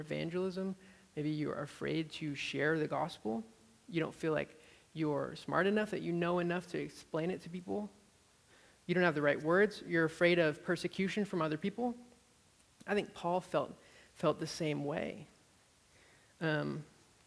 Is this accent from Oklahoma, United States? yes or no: no; Amherst, Massachusetts, United States; moved away as an adult; now in Austin, United States; where I grew up in Amherst, Massachusetts.